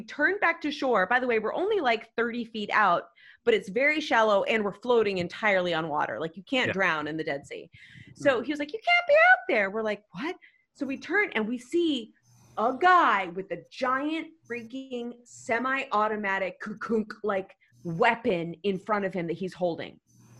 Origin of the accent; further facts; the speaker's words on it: United States; I hated telling people I was American.